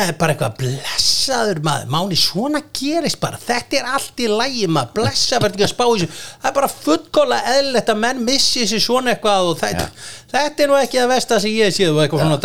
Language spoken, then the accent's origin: Icelandic; Garðabær, Capital Region, Iceland; ég er náttúrulega, ég er úr Garðabænum